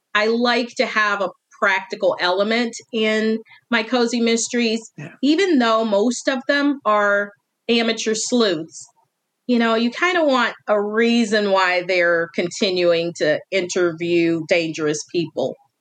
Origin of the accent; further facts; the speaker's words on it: Northwestern Indiana, United States; now in Eastern Tennessee, United States; the town is my hometown, it's based on my hometown